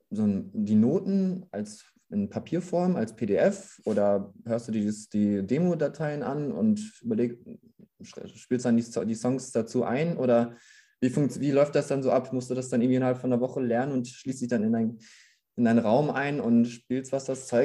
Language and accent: German; Gütersloh, North Rhine-Westphalia, Germany; Also ich komme aus, aus Gütersloh, das ist knapp unter Bielefeld